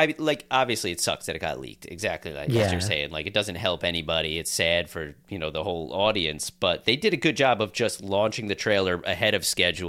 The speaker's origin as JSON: {"language": "English", "area": "Long Island", "region": "New York", "country": "United States", "tie": "born or raised there", "said": "And I was born on Long Island."}